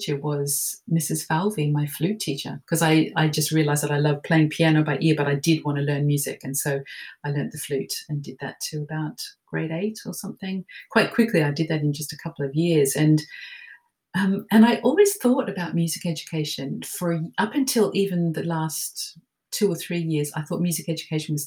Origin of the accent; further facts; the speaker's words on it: Melbourne, Victoria, Australia; I grew up in Melbourne, Australia, and went to a convent school there